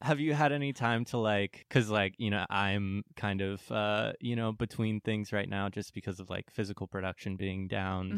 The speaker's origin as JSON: {"language": "English", "town": "San Diego", "region": "California", "country": "United States", "tie": "born or raised there", "said": "I'm from San Diego"}